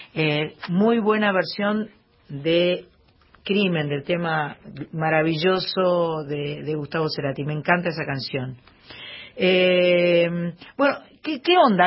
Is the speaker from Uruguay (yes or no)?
yes; Uruguay; los uruguayos